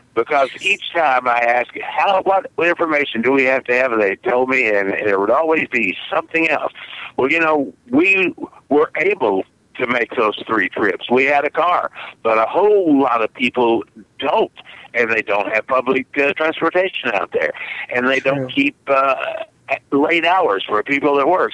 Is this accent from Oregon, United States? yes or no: no; Wichita Falls, Texas, United States; accent: southern; moved away as an adult; now in Milwaukee, United States; when I lived in Texas, in in my hometown of Wichita Falls, which is in North Texas